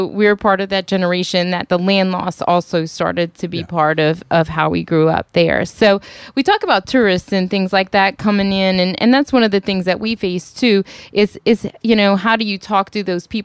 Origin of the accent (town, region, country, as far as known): Thibodaux area, Louisiana, United States; born or raised there